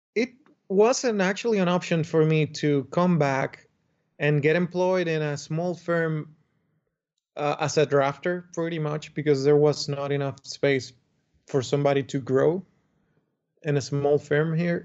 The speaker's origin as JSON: {"language": "English", "country": "Dominican Republic", "tie": "born or raised there", "said": "I come from the Dominican Republic, where I grew up"}